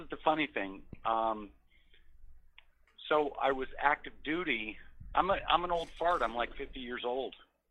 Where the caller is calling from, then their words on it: Colorado, United States; I'm in Colorado.